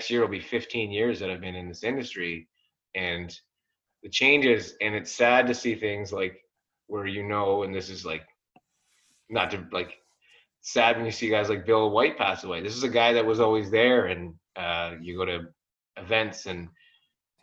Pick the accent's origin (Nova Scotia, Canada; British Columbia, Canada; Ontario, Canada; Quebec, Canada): Ontario, Canada; Bracebridge; I grew up in Bracebridge